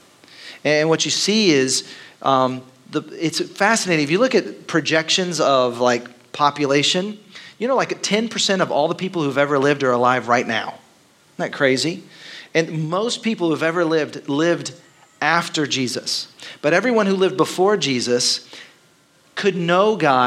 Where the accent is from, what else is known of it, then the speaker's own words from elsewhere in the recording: Dallas, Texas, United States; moved away as an adult; now in Austin, United States; I grew up in Texas, but it was Dallas, which is very different than Austin.